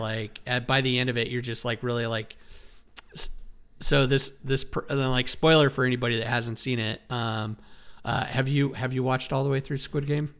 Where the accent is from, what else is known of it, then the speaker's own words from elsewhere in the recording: Wyoming, United States; me growing up in Wyoming